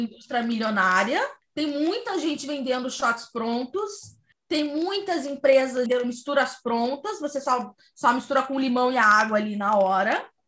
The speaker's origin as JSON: {"language": "Portuguese", "town": "Cuiabá", "region": "Mato Grosso", "country": "Brazil", "said": "na minha terra, Cuiabá"}